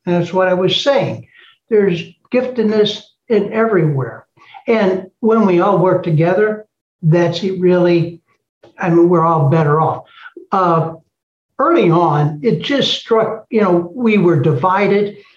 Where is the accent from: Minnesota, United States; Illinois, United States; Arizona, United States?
Illinois, United States; East St. Louis; I was born in East St. Louis